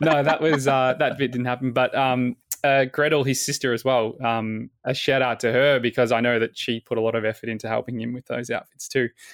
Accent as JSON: {"language": "English", "town": "Williamstown", "region": "Victoria", "country": "Australia", "tie": "born or raised there", "said": "the same suburb where Flynn and I both lived, uh, growing up in Williamstown"}